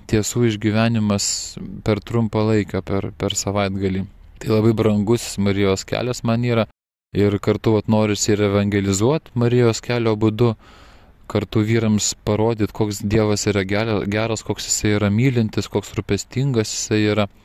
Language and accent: Lithuanian; Lithuania; mes lietuviai vyrai esam linkę viską patys pasidaryti.